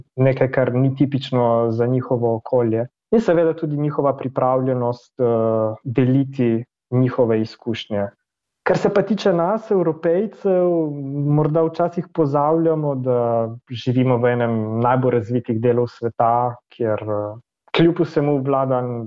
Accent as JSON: {"language": "Slovenian", "country": "Slovenia", "moved": "as an adult", "lives_now": "Brussels, Belgium"}